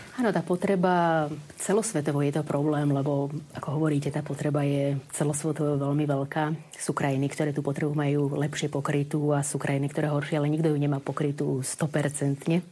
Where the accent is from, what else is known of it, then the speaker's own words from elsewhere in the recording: Bratislava, Bratislava Region, Slovakia; moved away as an adult; also born or lived in Ecuador / Bolivia; ja som z Bratislavy, narodila som sa pôvodne z Bratislavy